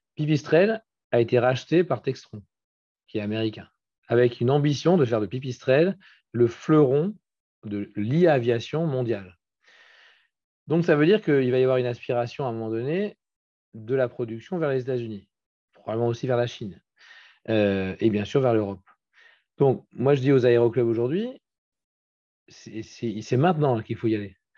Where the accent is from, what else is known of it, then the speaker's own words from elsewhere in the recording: Brittany, France; je suis breton, je suis très attaché à la France